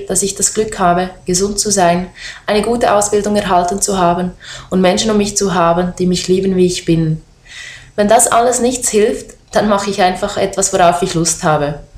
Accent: Switzerland; in der Schweiz geboren bin

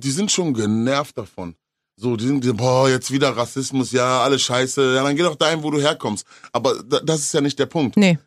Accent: Ruhr area, North Rhine-Westphalia, Germany; bei uns im Ruhrgebiet

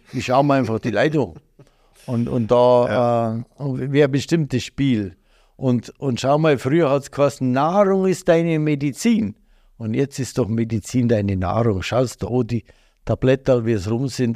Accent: Bavaria, Germany; als Bayer

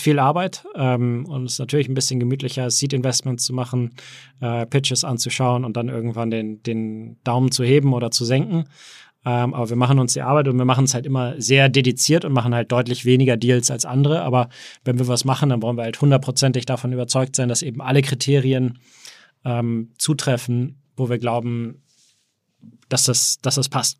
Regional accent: Hamburg, Germany; moved away; also born or lived in Berlin / United States; geboren in Hamburg, aber äh, auch also, viel auch in Berlin und ähm, viel auch in den USA

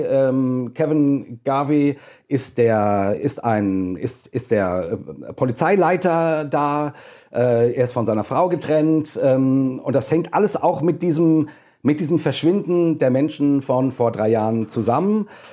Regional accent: Hesse, Germany; accent: hessisch; Ich äh, bin Deutscher, wie man hört, an meinem äh, ähm, wundervollen hessischen Akzent, den ich so habe

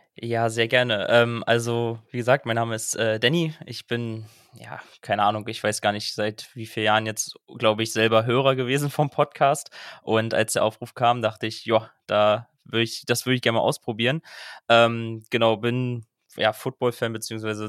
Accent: Berlin, Germany; ich komme aus Berlin

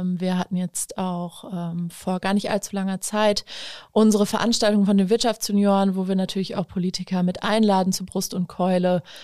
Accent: Osnabrück, Lower Saxony, Germany

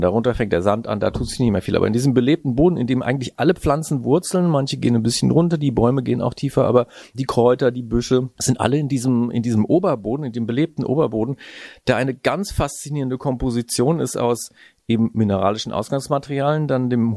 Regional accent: Heidelberg, Baden-Württemberg, Germany; moved away as an adult; also born or lived in Northern Germany; now in Hitzacker, Germany; Ich bin in Heidelberg aufgewachsen

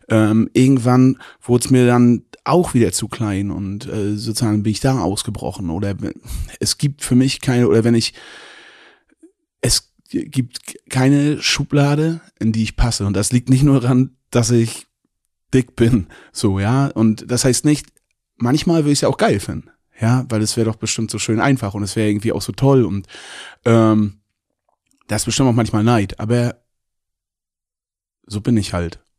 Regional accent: Mecklenburg-Vorpommern, Germany; Ich komme aus Mecklenburg-Vorpommern, ja, und lebe dort extrem gerne.

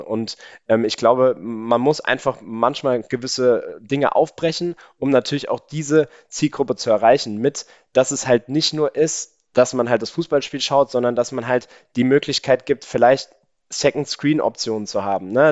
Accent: Mainz, Rhineland-Palatinate, Germany; bei uns in Mainz sagt man ja eigentlich Gude

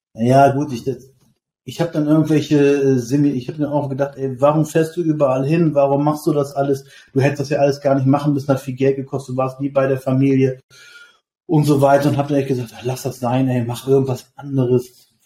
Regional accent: Lower Saxony, Germany; Ich komme aus Niedersachsen

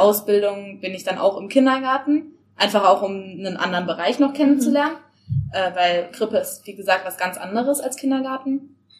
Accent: Stuttgart, Baden-Württemberg, Germany; moved away as an adult; now in Baden-Baden, Germany; also ich komme ursprünglich aus Stuttgart und bin jetzt nach Baden-Baden

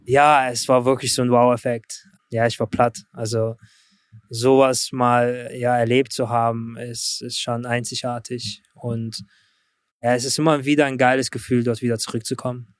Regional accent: Germany; also born or lived in Russia / Brooklyn, New York; now in New York, United States; ich bin in Russland geboren. Mit mhm. neun Jahren bin ich dann mit meiner Mutter nach Deutschland gezogen

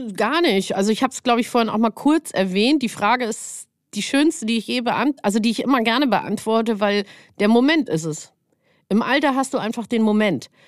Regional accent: Munich, Bavaria, Germany; now in Hamburg, Germany; Aufgrund meiner genetischen Historie bin ich äh, auch äh, aus München

